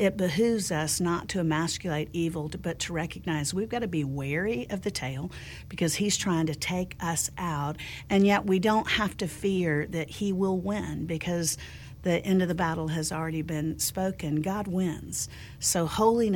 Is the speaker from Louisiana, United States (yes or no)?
no; Central Florida, United States; I grew up in Central Florida, and there are alligators everywhere